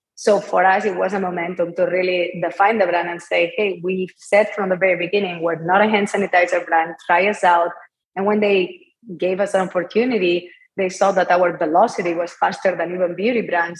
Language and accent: English; Barcelona, Catalonia, Spain; English is a second language; moved away as an adult; as you can tell by my accent, I'm not from here, I'm from Barcelona. I was raised in an entrepreneurial family.